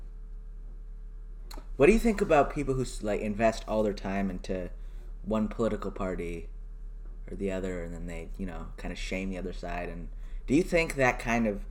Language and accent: English; Canada; as a Canadian